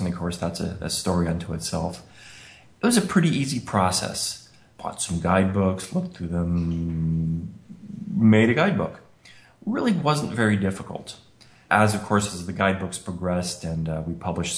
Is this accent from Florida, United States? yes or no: no; Colorado, United States; moved away; also born or lived in Rochester, New York; growing up in Colorado, I was kind of a 4x4 kind of guy